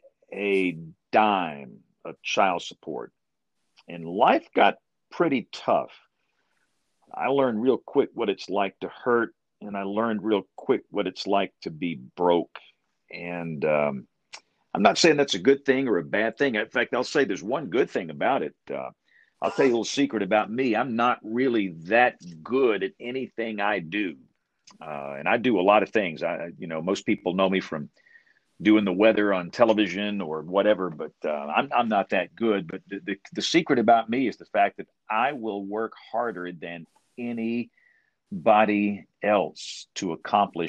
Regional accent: Greenville, Alabama, United States; moved away; also born or lived in Tuscaloosa, Alabama; It's a small town in South Alabama between Montgomery and Mobile, and that's where I'm from. So my accent, my culture, everything about me, I'm from deep South Alabama, and I loved it. It was a marvelous place to grow up

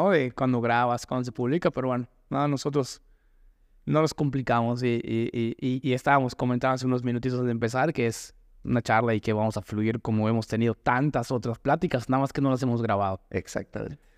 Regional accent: Mexico City, Mexico; moved away as an adult; now in Mérida, Mexico; yo soy Ciudad de México

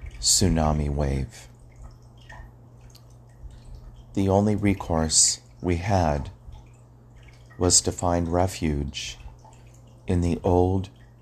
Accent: Hawaii, United States; when I was growing up in Hawaii on the island of Oahu, living in Navy housing, when we heard the sirens go off.

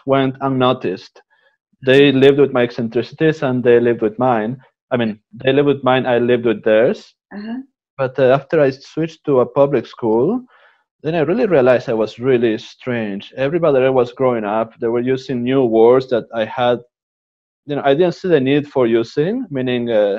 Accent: Uruguay; English is a second language; also born or lived in Canada / Italy; now in Assisi, Italy; I was born in Uruguay

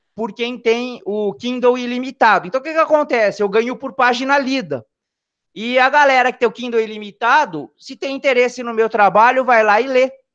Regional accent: São Paulo, Brazil; now in Rio Claro, Brazil; eu sou da cidade de Rio Claro, tá? Na verdade, eu sou nascido em São Paulo, mas já me considero Rio Clarense, que eu tô aqui já faz tempo já, desde 91

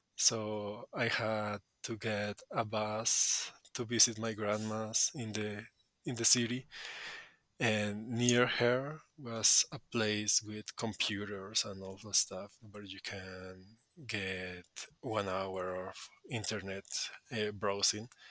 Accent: Colombia; English is a second language; I'm from Colombia

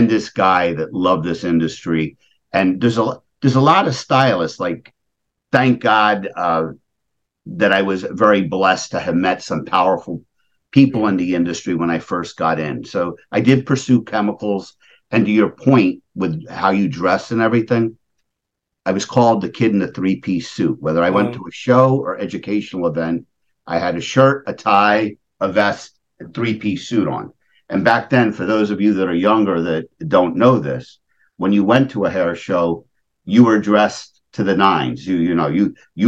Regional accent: Levittown, Pennsylvania, United States; I grew up in Levittown, Pennsylvania

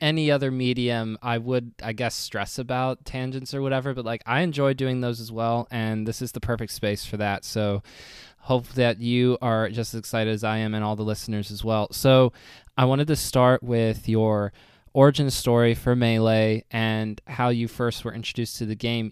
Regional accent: United States; speaking as an American

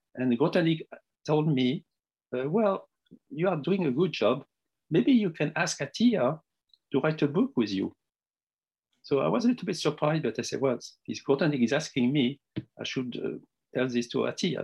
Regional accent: Tunisia; moved away as an adult; also born or lived in Morocco; now in France; I was born in Tunisia

